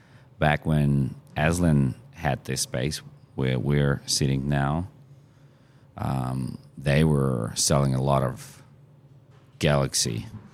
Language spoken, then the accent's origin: English; Australia; I'm from Australia, right? So we can start drinking at 18.